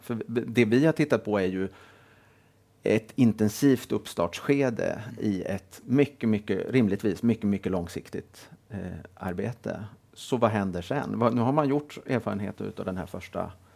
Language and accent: Swedish; Helsingborg, Skåne, Sweden; Jag är född och uppvuxen i Helsingborg.